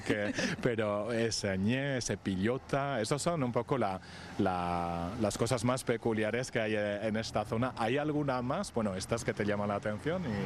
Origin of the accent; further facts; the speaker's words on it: Saint-Pée-sur-Nivelle, Nouvelle-Aquitaine, France; yo soy de Sempere